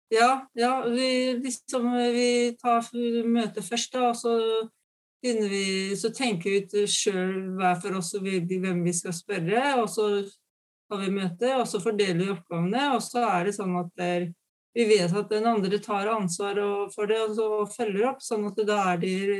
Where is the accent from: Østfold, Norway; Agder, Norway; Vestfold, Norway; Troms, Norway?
Østfold, Norway; Fredrikstad; moved away; jeg er fra Fredrikstad